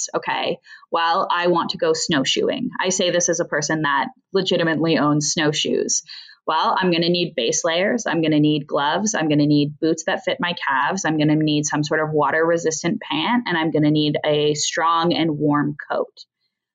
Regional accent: Canada; I grew up in Canada

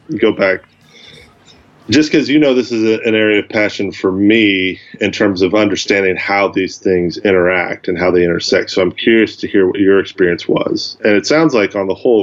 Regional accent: the South, United States; where I grew up in the South

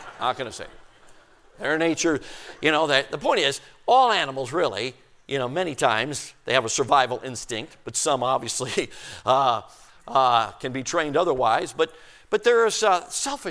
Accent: Chicago, Illinois, United States; also born or lived in Durango, Colorado; we moved from Durango, Colorado when I was 6 years old and moved to Chicago, Illinois. I'm talking city limits, South Side, Marquette Park

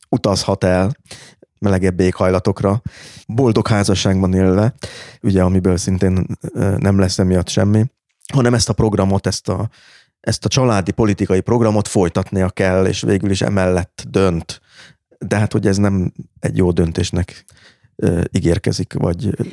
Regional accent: Budapest, Hungary; Budapesten született magyarnak

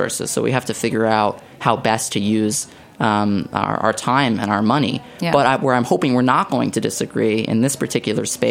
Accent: New York City, New York, United States; moved away; growing up in Staten Island, my favorite foods were buffalo wings

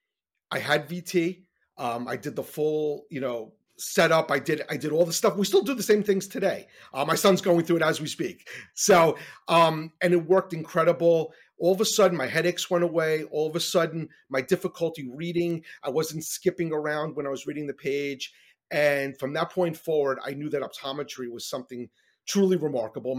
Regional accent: New York, United States; I grew up in New York and I was doing very poorly in school

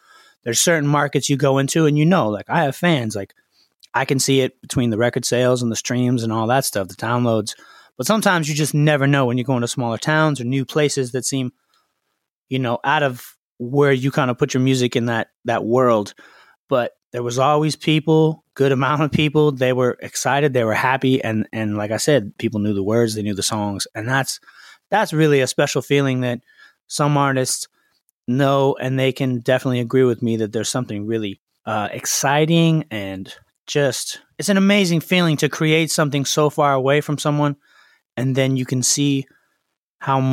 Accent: Los Angeles, California, United States; I was born and raised in Los Angeles, in the Valley, Studio City.

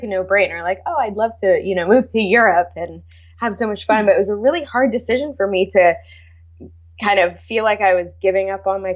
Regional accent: California, United States; I'm from California

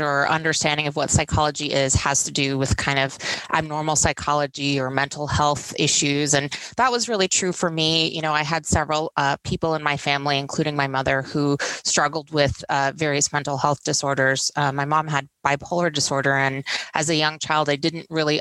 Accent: Houston, Texas, United States; moved away as an adult; now in Nevada, United States; I'm originally from Houston, Texas

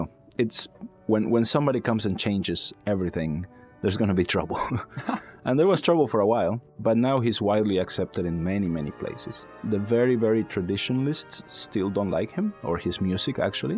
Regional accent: Mérida, Yucatán, Mexico; moved away as an adult; also born or lived in Texas; now in Pittsburgh, United States; Mérida, my hometown

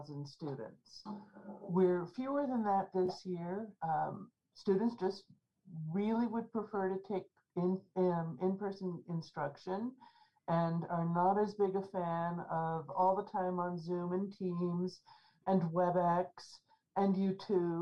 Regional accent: Colorado Springs, Colorado, United States; moved away as an adult; also born or lived in San Francisco Bay Area; I grew up in Colorado Springs. I've got a military family background

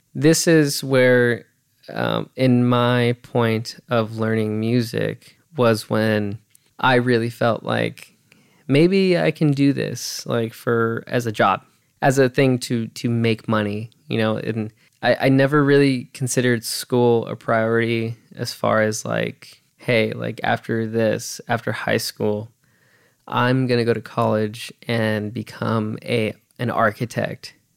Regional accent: California, United States; also born or lived in Los Angeles; I was born in Los Angeles. I mean, uh, that's not like it really matters, but hey, I was born there. We migrated over to the high desert

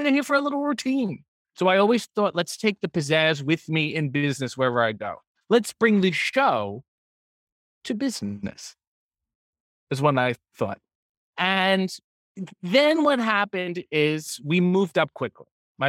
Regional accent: Newport, Rhode Island, United States; born there; I'm Newport, Rhode Island. So even further east, perhaps even a more humidity in the air.

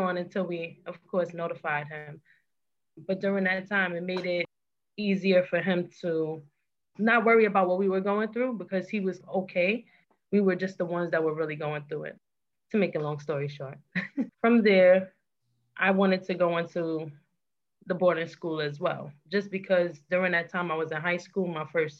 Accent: New York City, New York, United States; I was born and raised in Brooklyn, New York, born and raised with my other siblings

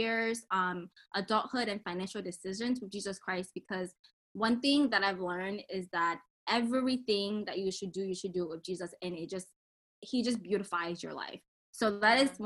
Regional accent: Cameroon; I am from Cameroon

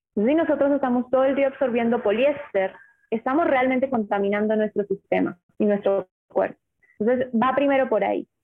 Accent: Uruguay; also born or lived in Colombia; Yo soy colombiana, pero me crié en Uruguay.

